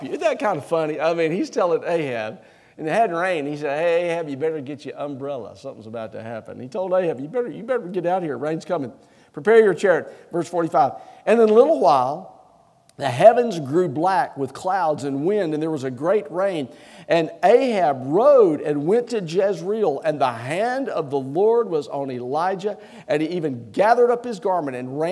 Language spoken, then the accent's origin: English; Anniston, Alabama, United States; now in South Carolina, United States; When I was a little boy, I grew up in Anniston, Alabama